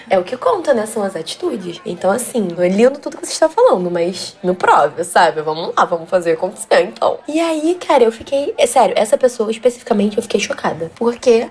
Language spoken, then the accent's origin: Portuguese; Rio de Janeiro, Brazil; accent: carioca; Eu sou aqui do Rio, mas tô sempre em Salvador.